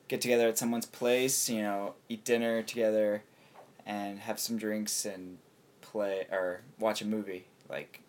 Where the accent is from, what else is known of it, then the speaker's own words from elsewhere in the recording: Scarborough, Maine, United States; moved away as an adult; now in Kurobe, Japan; I'm from Scarborough, Maine. So, southern Maine, where everyone basically lives in Maine, in southern Maine.